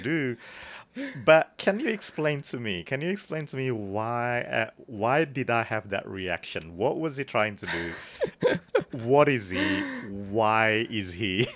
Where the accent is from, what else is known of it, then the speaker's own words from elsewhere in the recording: Bandung, West Java, Indonesia; I grew up in Bandung